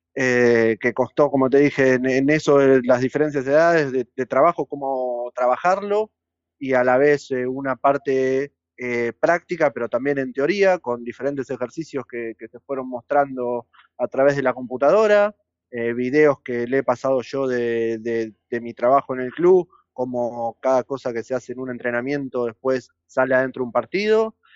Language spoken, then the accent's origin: Spanish; Banfield, Buenos Aires Province, Argentina; yo soy nacido en Banfield, eh, jugué en Banfield toda mi vida